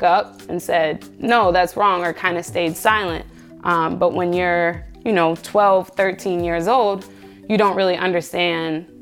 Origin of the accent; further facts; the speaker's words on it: Cincinnati, Ohio, United States; I grew up in the city of Cincinnati